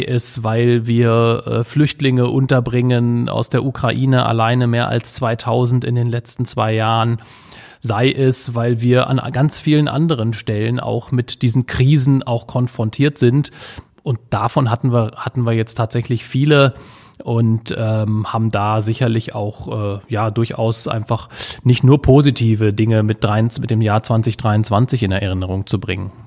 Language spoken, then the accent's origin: German; Wolfsburg, Lower Saxony, Germany; als gebürtiger Wolfsburger